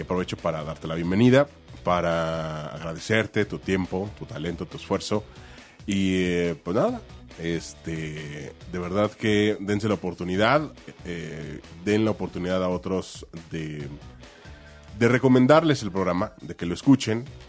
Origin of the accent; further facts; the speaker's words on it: Mexico; Como mexicanos